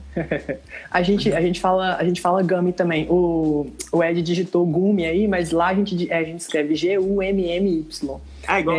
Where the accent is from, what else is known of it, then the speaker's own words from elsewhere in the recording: Ipatinga, Minas Gerais, Brazil; now in Viçosa, Brazil; Eu estou na minha cidade natal, que é Ipatinga